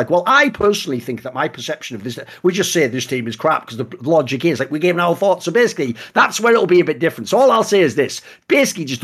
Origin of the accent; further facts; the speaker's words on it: England, United Kingdom; I am from England